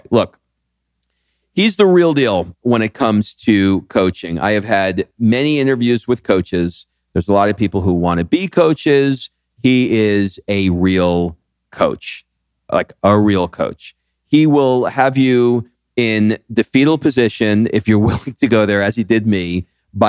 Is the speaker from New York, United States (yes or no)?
yes; New York, United States; I grew up in New York